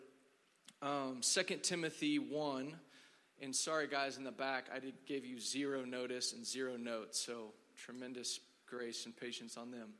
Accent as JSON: {"language": "English", "town": "Dallas", "region": "Texas", "country": "United States", "said": "I'm from Dallas, and I have a wife"}